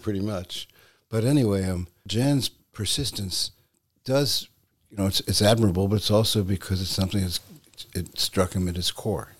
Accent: New York City, New York, United States; when I was a boy, I grew up in New York City

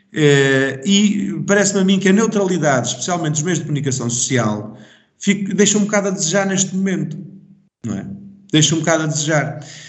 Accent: Portugal; sou português

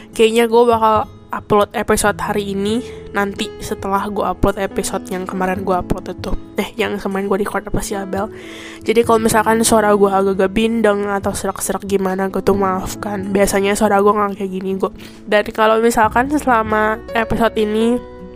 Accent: Indonesia; now in Taiwan; gue itu asli orang Indonesia ya dan gue ini ya pokoknya kayak podcast ini semoga gue udah Taiwan lah jadi kalau misalkan kalian nanya berarti sekarang udah Taiwan iya sekarang gue udah Taiwan

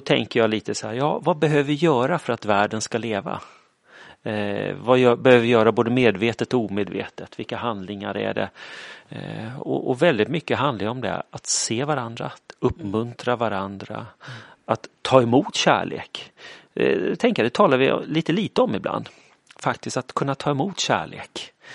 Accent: Kalmar, Kalmar County, Sweden; also born or lived in Falköping / Uppsala; now in Linköping, Sweden; Frågan är var jag kommer ifrån brukar jag säga Kalmar, för det är där jag är uppvuxen.

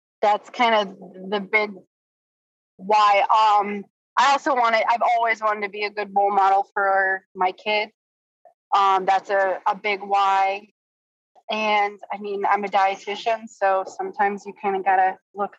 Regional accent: Michigan, United States; moved away as an adult; also born or lived in Virginia Beach, Virginia; now in Portsmouth, United States; I am from Michigan originally. I moved to Virginia about 10 and a half years ago

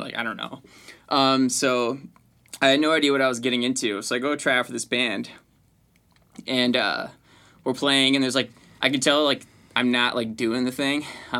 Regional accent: Milwaukee, Wisconsin, United States; moved away as an adult; also born or lived in Los Angeles; I've been obviously born and raised in Milwaukee. I moved to LA last year, but I've been back since quarantine

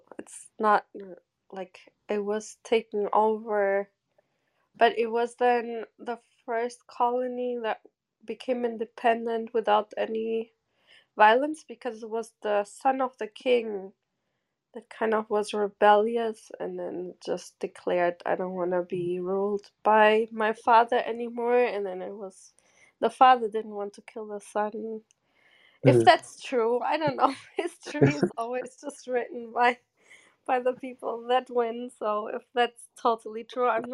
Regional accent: Germany; also born or lived in Portugal; now in New York, United States; I'm originally from Portugal, and I grew up in Germany most of the time

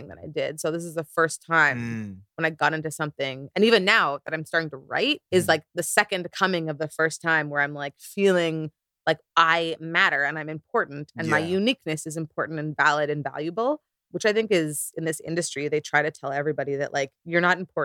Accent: Canada; also born or lived in South Korea; as a Nigerian Canadian

